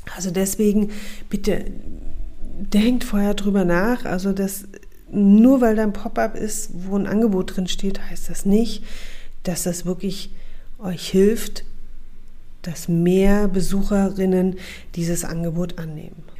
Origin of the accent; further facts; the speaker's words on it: Saxony, Germany; moved away; Ich bin in Sachsen geboren und aufgewachsen und seit zehn Jahren wieder zurück in meine Heimat